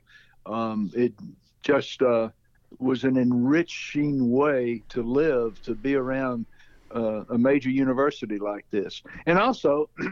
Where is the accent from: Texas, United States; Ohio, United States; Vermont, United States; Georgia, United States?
Georgia, United States; Athens; moved away as an adult; also born or lived in Atlanta, Georgia; growing up in Athens helped me become what I was